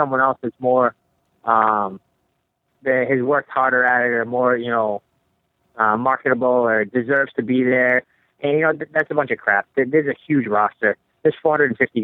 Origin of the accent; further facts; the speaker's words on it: Boston, Massachusetts, United States; we're both from Boston